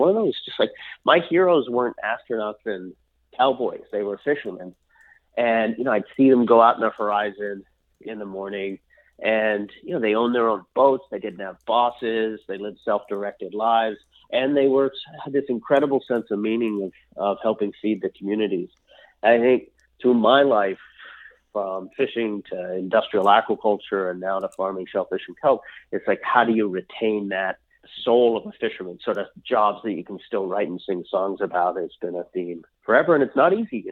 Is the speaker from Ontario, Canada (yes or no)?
no; Maddox Cove, Newfoundland and Labrador, Canada; moved away; also born or lived in Alaska; my sister and I were born and raised up in a little town called Maddox Cove, which was the most eastern point in all of North America.